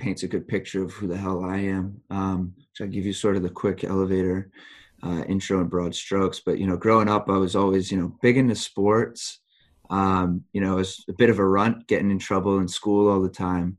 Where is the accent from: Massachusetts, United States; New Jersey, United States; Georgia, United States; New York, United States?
Massachusetts, United States; Boston; moved away as an adult; also born or lived in Rhode Island / Beijing / Hangzhou / Nanjing; now in Shanghai, China; I grew up in Boston in the Northeast in the US, and spent around 20 years in the Northeast, Boston and Rhode Island. And now I live in Shanghai, China.